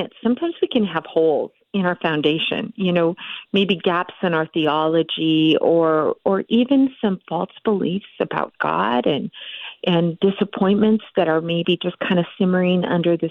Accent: Montana, United States; from Montana. I live in the beautiful Big Sky State and was born and raised here.

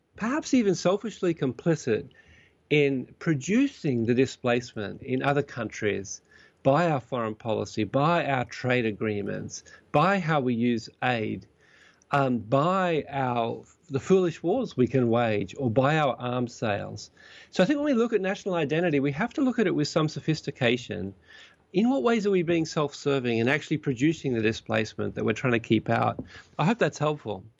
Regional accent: Australia; now in Vancouver, Canada; I'm an Australian citizen and soon to be, soon to become a Canadian citizen as well

